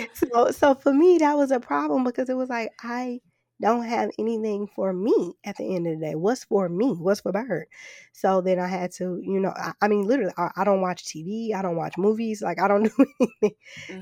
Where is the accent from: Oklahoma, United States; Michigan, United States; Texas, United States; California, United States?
Michigan, United States; Flint; moved away; growing up in Flint